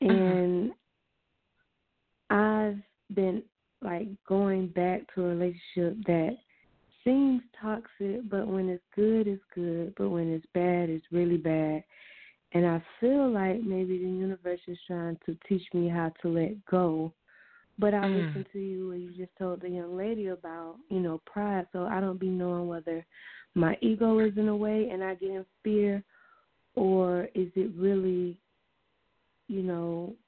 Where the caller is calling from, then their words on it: Quincy, Florida, United States; I'm calling from Quincy, Florida.